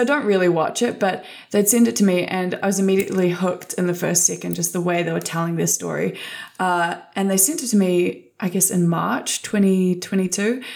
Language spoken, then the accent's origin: English; New Zealand; I grew up in Aotearoa, New Zealand.